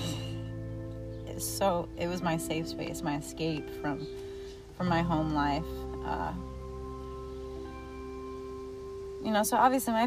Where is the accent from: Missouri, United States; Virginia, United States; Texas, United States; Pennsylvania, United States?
Missouri, United States; born and raised in small town Missouri, very small town area, rural